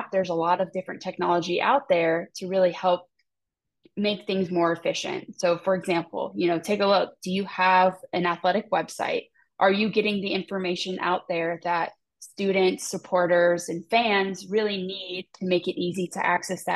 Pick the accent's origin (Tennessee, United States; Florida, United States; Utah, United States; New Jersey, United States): Florida, United States; Tampa; here in the state of Florida, you know, I'm from Tampa